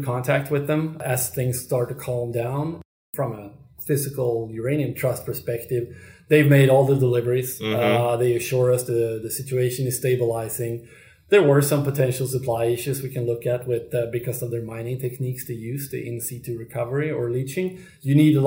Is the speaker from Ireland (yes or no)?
no; Sweden; my home country of Sweden